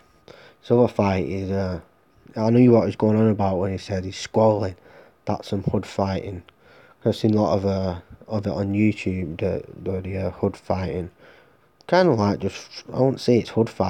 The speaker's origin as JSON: {"language": "English", "country": "Ireland", "said": "I'm Irish"}